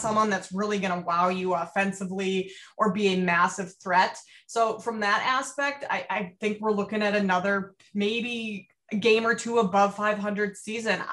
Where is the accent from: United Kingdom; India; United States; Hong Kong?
United States; Minnesota; also born or lived in Iowa; I grew up in Minnesota